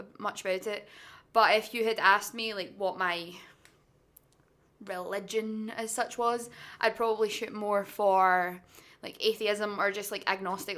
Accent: Blackwood, Wales, United Kingdom; I'm from a little town called Blackwood, which is the middle of nowhere.

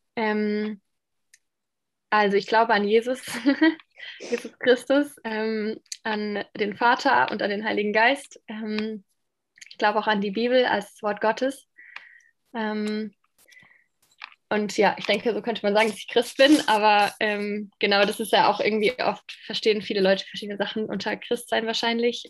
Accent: Landau, Rhineland-Palatinate, Germany; moved away as an adult; also born or lived in Romania / Moldova; now in Ludwigsburg, Germany; ich ähm, bin mehr oder weniger aufgewachsen in Landau

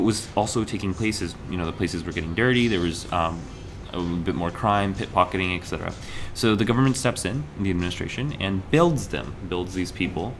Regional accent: Kurukshetra, Haryana, India; I'm from Kurukshetra

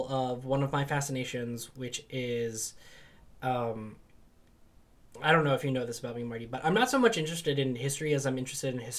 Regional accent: England, United Kingdom; in my sort of developing identity as an English person

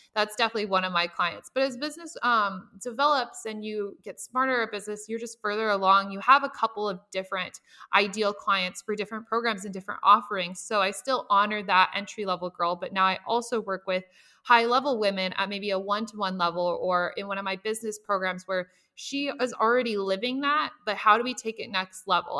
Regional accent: Nebraska, United States; I lived with both of my parents. I'm from Nebraska

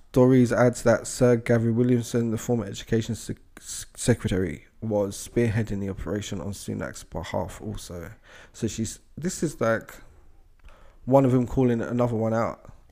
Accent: United Kingdom; as British people

